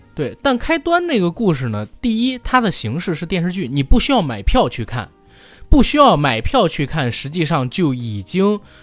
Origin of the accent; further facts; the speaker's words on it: China; 我们中国人